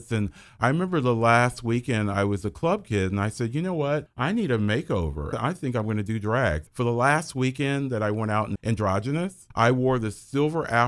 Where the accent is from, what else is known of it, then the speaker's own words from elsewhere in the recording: Dayton, Ohio, United States; I lived in downtown Dayton in my early life, and then I lived in Trotwood.